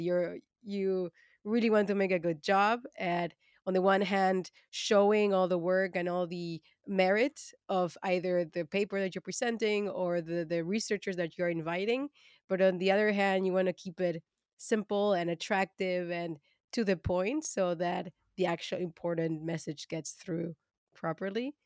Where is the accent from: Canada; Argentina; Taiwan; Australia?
Argentina; moved away as an adult; also born or lived in Germany; now in Amsterdam, Netherlands; I am originally from Argentina, where I studied biotechnology